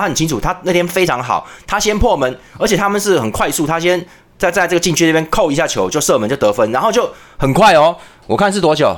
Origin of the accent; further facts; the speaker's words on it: Taiwan; 我们台湾人